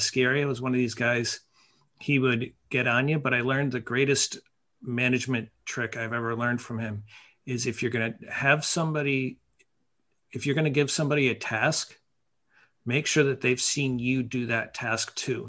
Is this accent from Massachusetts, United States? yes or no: yes; Mount Tom, Massachusetts, United States; moved away as an adult; also born or lived in New York; I got hired at the ski area in my hometown, uh, Mount Tom. And I was 14